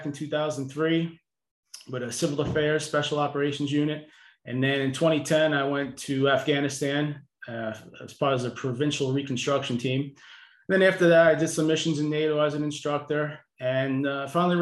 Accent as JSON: {"language": "English", "town": "New York City", "region": "New York", "country": "United States", "tie": "born or raised there", "also_born_or_lived": "Colorado", "lives_now": "Suffolk County, United States", "said": "I grew up in Brooklyn"}